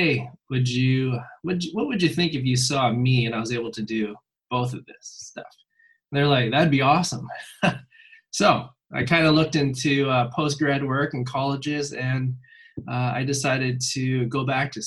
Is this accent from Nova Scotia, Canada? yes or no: no; Nanaimo, British Columbia, Canada; moved away; I'm originally from Nanaimo, which is in British Columbia in Canada